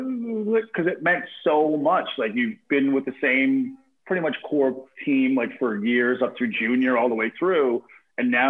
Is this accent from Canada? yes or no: yes; Corner Brook, Newfoundland and Labrador, Canada; moved away as an adult; also born or lived in Calgary; I'm from Newfoundland originally, like Corner Brook, Newfoundland.